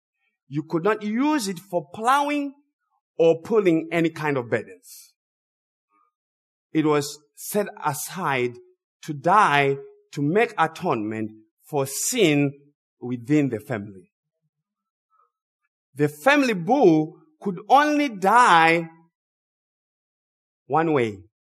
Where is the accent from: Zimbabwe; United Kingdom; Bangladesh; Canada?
Zimbabwe; I grew up in Zimbabwe. As I said earlier, I was raised by my grandparents.